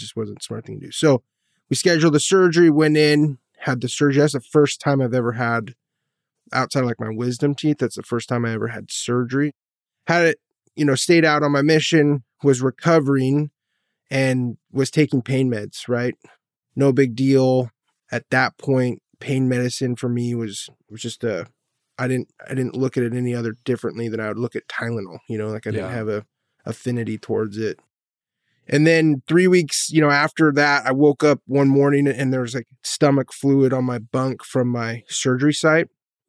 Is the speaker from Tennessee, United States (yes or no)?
no; California, United States; I'm a drug addict. I was born and raised here in Orange County. Grew up a member of the church.